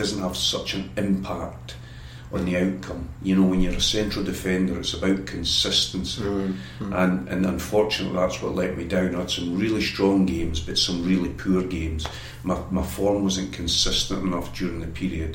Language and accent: English; Scotland, United Kingdom; moved away; as a youngster growing up in Scotland